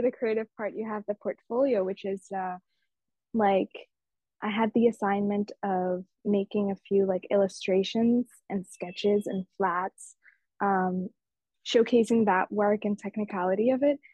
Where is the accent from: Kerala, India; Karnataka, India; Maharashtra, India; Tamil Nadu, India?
Maharashtra, India; Mumbai; moved away; these festivals and cultures I grew up around in Mumbai